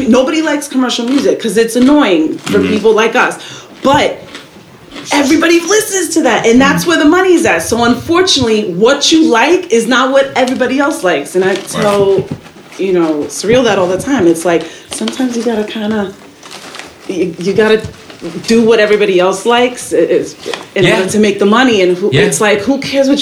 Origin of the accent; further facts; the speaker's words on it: New York City, New York, United States; I'm a New Yorker.